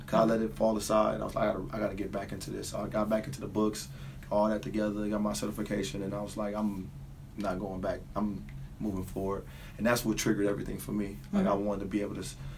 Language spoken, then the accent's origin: English; Lorain, Ohio, United States; also born or lived in Mississippi; I grew up in Lorain, Ohio